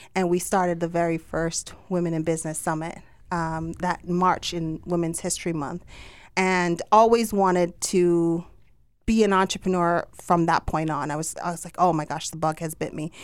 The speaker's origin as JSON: {"language": "English", "country": "Jamaica", "accent": "Jamaican", "said": "my Jamaican accent."}